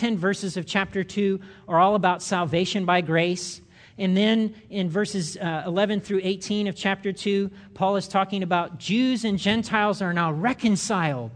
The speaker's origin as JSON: {"language": "English", "country": "United States", "said": "I'm an American."}